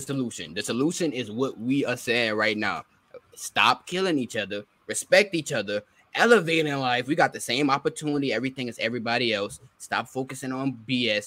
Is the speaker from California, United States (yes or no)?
no; New Orleans, Louisiana, United States; I'm from New Orleans